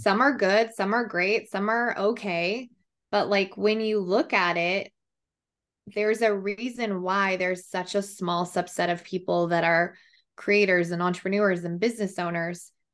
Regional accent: Colorado, United States; now in Austin, United States; I'm from Colorado, but I live in Austin, Texas

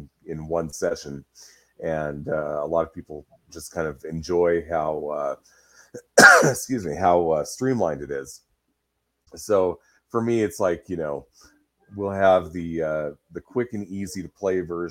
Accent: Pacific Northwest, United States; Pacific Northwest on that one, which is where I live, so I've blown up my hometown and surrounding area.

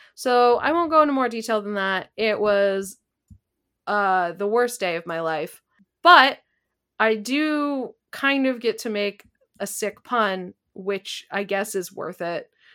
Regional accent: Canada; I am a Canadian citizen from a different pro- province.

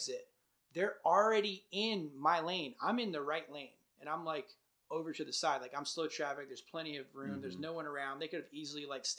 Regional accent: North Carolina, United States; We're just like from North Carolina

